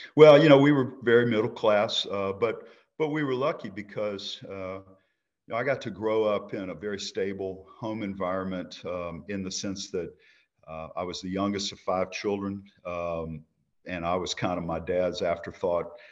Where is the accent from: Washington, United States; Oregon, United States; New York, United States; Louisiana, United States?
Louisiana, United States; Baton Rouge; I was born in Baton Rouge, Louisiana, nineteen sixty